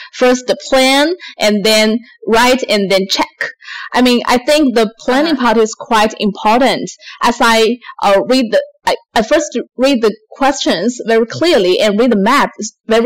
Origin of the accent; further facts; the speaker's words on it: China; English is a second language; now in Sydney, Australia; I'm from China, and now I'm living in Sydney, Australia.